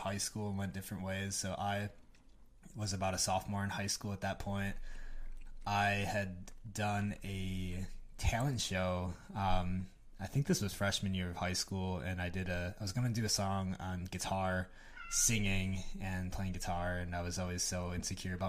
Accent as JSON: {"language": "English", "town": "West Bend", "region": "Wisconsin", "country": "United States", "tie": "born or raised there", "said": "I grew up in West Bend, Wisconsin."}